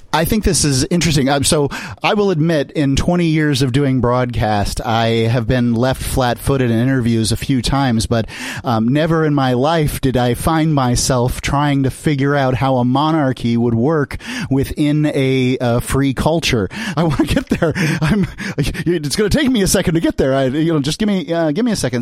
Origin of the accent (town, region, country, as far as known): United States